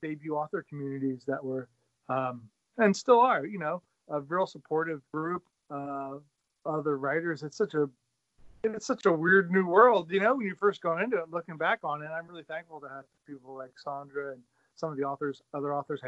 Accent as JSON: {"language": "English", "region": "Pennsylvania", "country": "United States", "also_born_or_lived": "Bethlehem, Pennsylvania", "said": "I am from Pennsylvania. I live in Bethlehem, PA, out the eastern part of the state near Jersey, north of Philadelphia."}